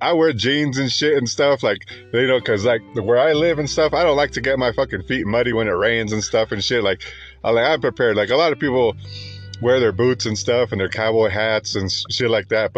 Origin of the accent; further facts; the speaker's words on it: United States; I'm Mexican American. Okay. I was born here. My parents weren't born here